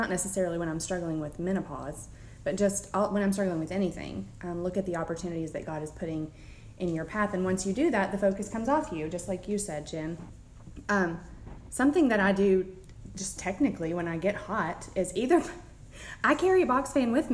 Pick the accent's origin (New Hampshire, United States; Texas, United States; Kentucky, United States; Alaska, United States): Kentucky, United States; now in Central Florida, United States; I'm from Kentucky, so I say oil.